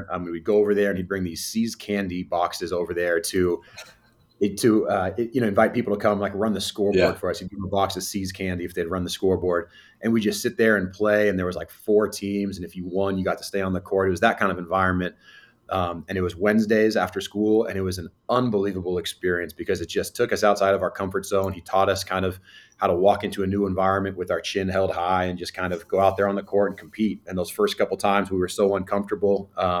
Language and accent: English; Fairfax, California, United States; grew up in Fairfax